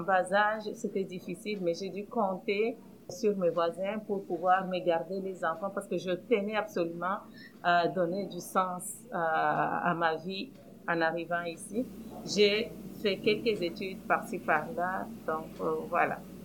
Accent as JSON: {"language": "French", "country": "DR Congo", "also_born_or_lived": "Pierrefonds-Roxboro, Montreal, Canada", "moved": "as an adult", "lives_now": "Montreal, Canada", "said": "Je viens du Congo, République démocratique du Congo, en Afrique centrale"}